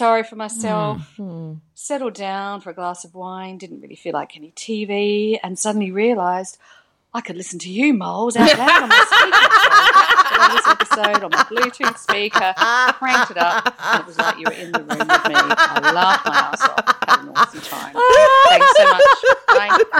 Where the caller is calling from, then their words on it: Tasmania, Australia; calling from Tassie.